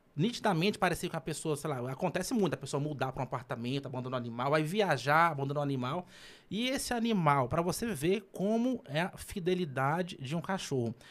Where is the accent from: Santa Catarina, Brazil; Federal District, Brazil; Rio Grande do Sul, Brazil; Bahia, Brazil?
Federal District, Brazil; Gama; eu sou do Gama, né? Nasci no Gama, morei minha vida inteira no Gama